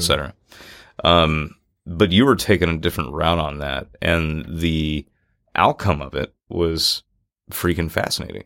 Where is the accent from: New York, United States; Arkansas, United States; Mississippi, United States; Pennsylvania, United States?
Mississippi, United States; Natchez; growing up in Natchez, Mississippi